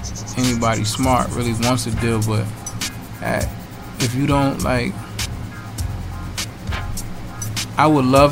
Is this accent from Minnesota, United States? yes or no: no; Long Island, New York, United States; From Hempstead. I like to say that I'm from Uniondale, Hempstead, and Westbury.